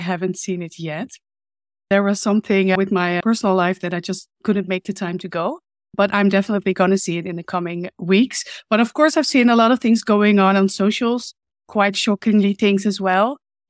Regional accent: Hoofddorp, North Holland, Netherlands; Well, it was more like a town, to be honest. I mean, now it's all big and fancy and there's a lot going on. But when I grew up, yeah, it wasn't really a lot.

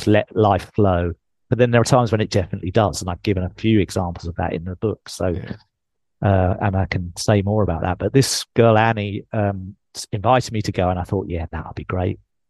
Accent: England, United Kingdom; accent: English; moved away; I'm English.

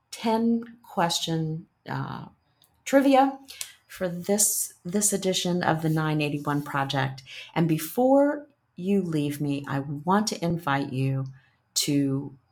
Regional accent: Newark, Ohio, United States; I grew up in Newark, Ohio, and we had two um, woodland Indian mounds

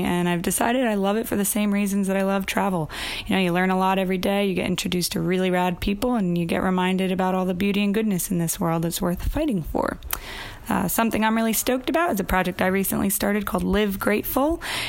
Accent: New Jersey, United States; I'm from New Jersey, but I'm currently tuning in from Hoi An, Vietnam, at the end of a super long solo travel trip.

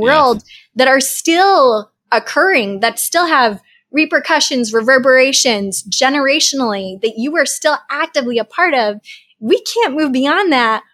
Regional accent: Boston, Massachusetts, United States; I am a Bostonian

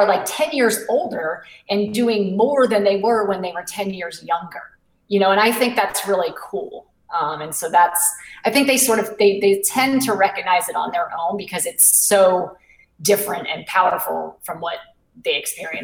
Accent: New England, United States; now in Charleston, United States; I live in South Carolina now. I didn't grow up here. I grew up in New England

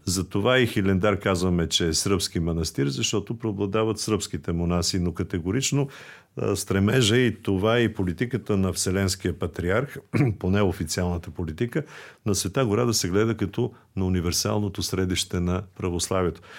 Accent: Bulgaria; на нас, българите

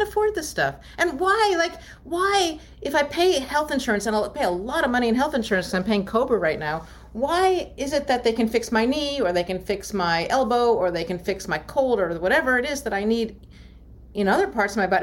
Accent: Maryland, United States; I grew up in Maryland

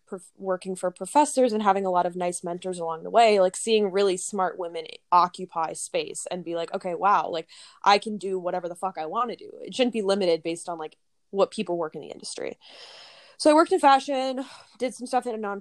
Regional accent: Minnesota, United States; moved away as an adult; now in New York City, United States; I came to the city from Minnesota originally

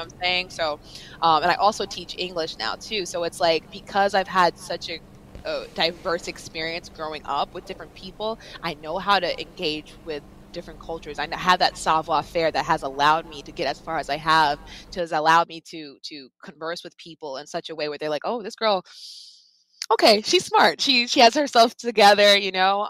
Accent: Long Island, New York, United States; I grew up on Long Island

